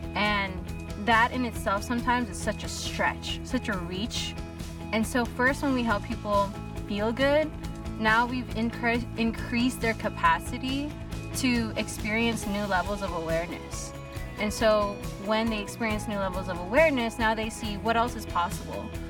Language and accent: English; Long Beach, California, United States; I'm from Long Beach, California